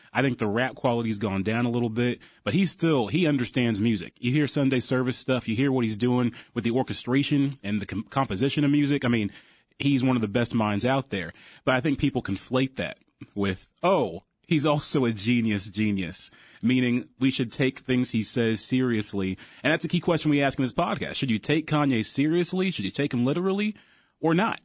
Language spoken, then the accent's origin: English; Ohio, United States; I'm from Ohio, great state of Ohio